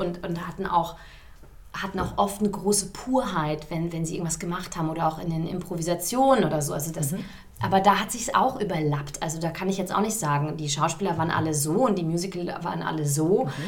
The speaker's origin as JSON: {"language": "German", "town": "Giessen", "region": "Hesse", "country": "Germany", "tie": "born or raised there", "also_born_or_lived": "London", "first_language": "German", "moved": "as an adult", "said": "ich komme aus Gießen, mhm. mitten in Hessen, in der Nähe von Frankfurt"}